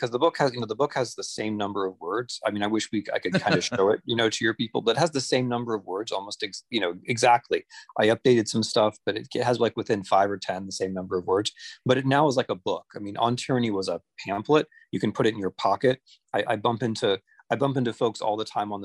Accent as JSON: {"language": "English", "region": "Ohio", "country": "United States", "tie": "born or raised there", "said": "when I grew up in Ohio, I had a local newspaper in my little town"}